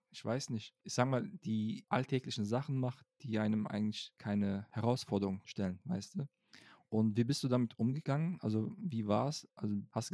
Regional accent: Cologne, North Rhine-Westphalia, Germany; ich bin Kölsche ja. Jung

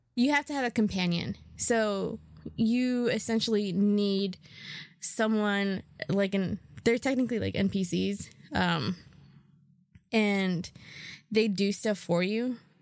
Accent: New York, United States; I'm a New Yorker

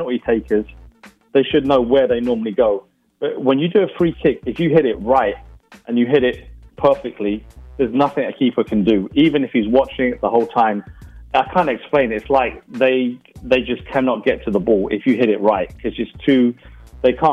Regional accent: England, United Kingdom; I'm English.

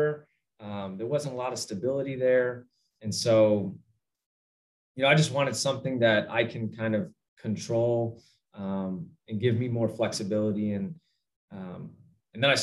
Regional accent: Northwest Indiana, United States; I grew up in Northwest Indiana

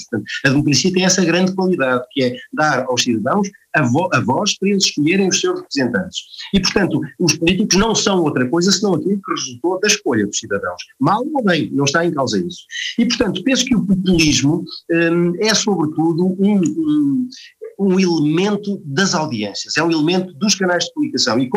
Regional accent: Portugal; eu sou português

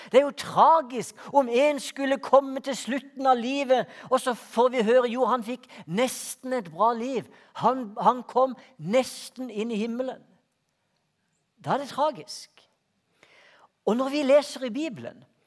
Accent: Hortemo, Greipstad, Agder, Norway; Jeg vokste opp ute på Hortmo i Greipstad

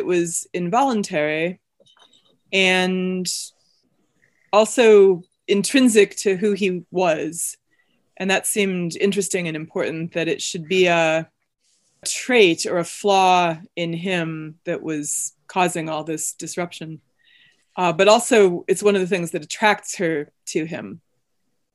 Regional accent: Evanston, Illinois, United States; also born or lived in Chicago; I grew up in Evanston and have lived in Chicago since 1999.

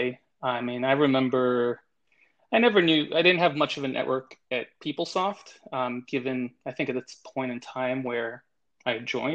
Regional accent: New York, United States; now in Miami, United States; born and raised in New York, and relocated down to Miami in the mid-late 90s

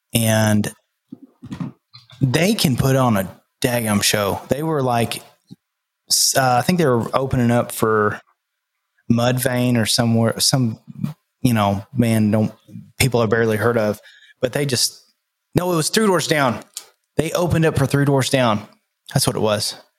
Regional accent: Nashville, Tennessee, United States; I'm from Nashville

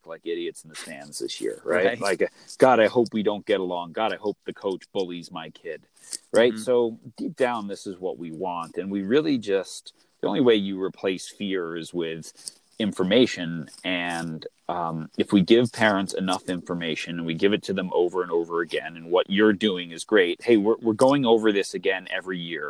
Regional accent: Long Island, New York, United States; I grew up in New York on Long Island

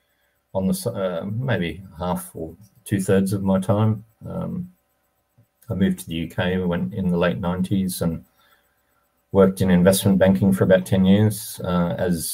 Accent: Australia; moved away as an adult; also born or lived in United States / United Kingdom; I grew up mainly in Australia with a bit of time in the US.

